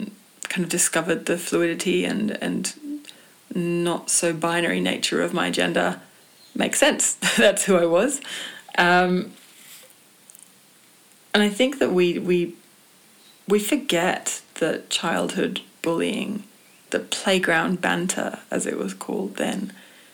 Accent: England, United Kingdom; growing up in England

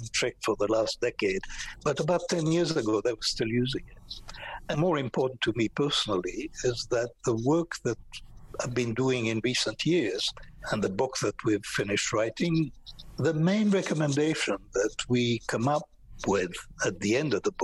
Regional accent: France; moved away; also born or lived in Israel; I was in occupied France during World War II

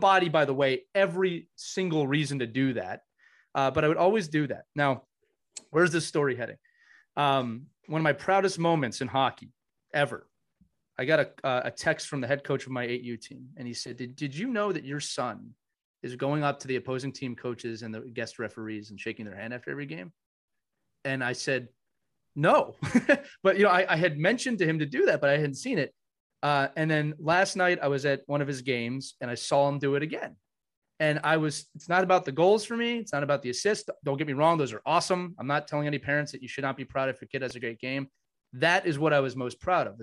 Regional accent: Philadelphia, Pennsylvania, United States; I grew up in the Philadelphia. I'm in the Philadelphia area

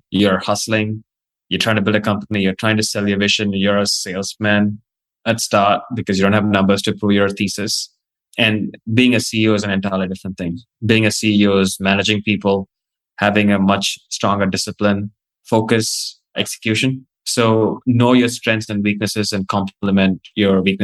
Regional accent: Australia; also born or lived in India / New York; now in United States; I grew up in Australia.

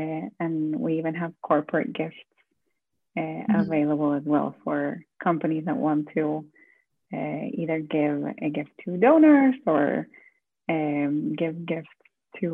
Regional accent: Florida, United States; also born or lived in Argentina; I'm originally from Florida and Argentina.

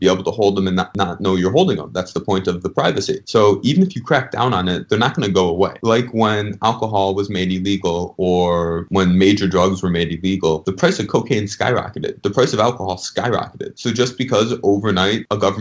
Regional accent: Chicago, Illinois, United States; moved away as an adult; now in Miami, United States; I grew up in Chicago. Now I'm down in Miami since law school

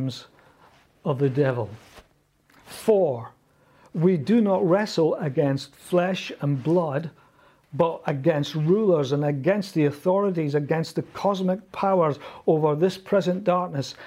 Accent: Scotland, United Kingdom; accent: Scottish; back then, the more nervous I got, the more Scottish I spoke

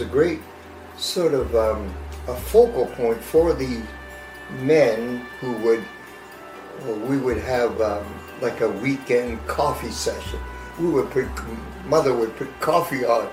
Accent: Armstrong, British Columbia, Canada; our family then was born and brought up in Armstrong

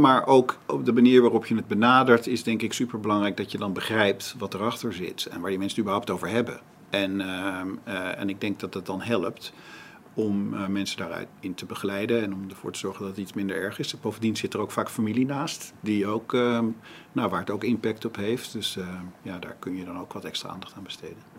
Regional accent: Amstelveen, North Holland, Netherlands; ik ben geboren in Amsterdam, maar we zijn vrij snel naar Amstelveen, later daarna naar Amstelveen verhuisd, waar mijn vader een huisartsenpraktijk had

